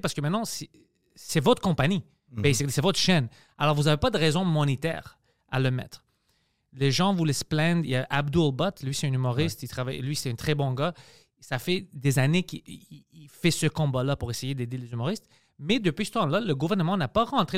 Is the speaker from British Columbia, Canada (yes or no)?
no; Quebec, Canada; je suis né ici. Je suis canadien, je suis québécois, je suis grec